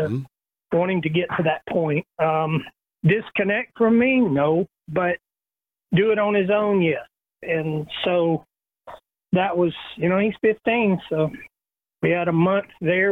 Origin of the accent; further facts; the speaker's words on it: Little Rock, Arkansas, United States; growing up in Little Rock and knowing the Clay family my whole life